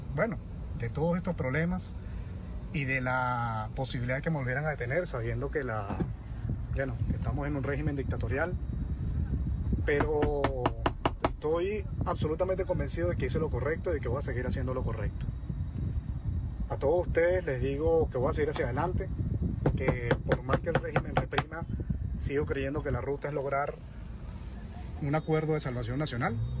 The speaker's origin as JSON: {"language": "Spanish", "country": "Venezuela", "said": "decidí quedarme en Venezuela luchando por nuestro país. Lo hice, decidí quedarme en mi país"}